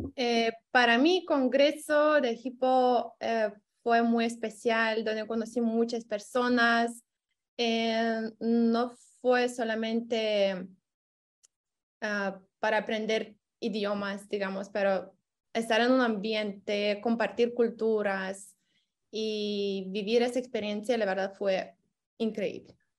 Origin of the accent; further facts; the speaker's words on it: Lithuania; Spanish is a second language; soy de Lituania